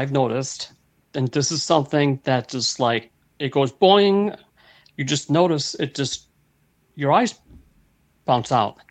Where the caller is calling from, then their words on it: Chicago, Illinois, United States; I'm pretty good. I'm from Chicago.